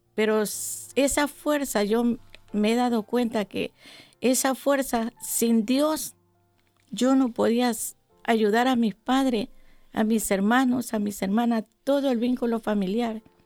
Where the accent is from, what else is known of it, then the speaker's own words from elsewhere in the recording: Yaguachi, Guayas, Ecuador; moved away as an adult; yo soy de un pueblo pequeño de, mi país, de la provincia del Guayas. ¿En dónde? Del cantón Yaguachi. Y, ¿En eh, Ecuador? En Ecuador, sí.